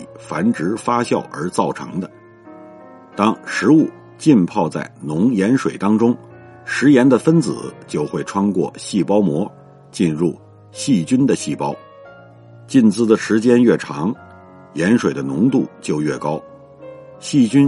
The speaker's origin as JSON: {"language": "Chinese", "town": "Zigong", "region": "Sichuan", "country": "China", "tie": "born or raised there", "said": "我老家。在四川南部的自贡，这里是闻名世界的中国井盐之都。"}